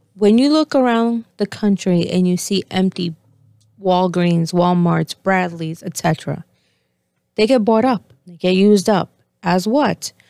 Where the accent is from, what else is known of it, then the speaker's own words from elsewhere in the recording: Argentina; moved away; I was born in Argentina